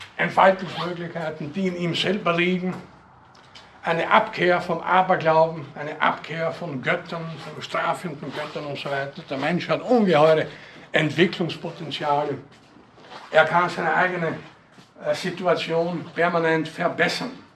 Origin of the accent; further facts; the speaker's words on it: Northern Burgenland, Austria; aus der Gegend, wo ich herkomme, in Nordburgenland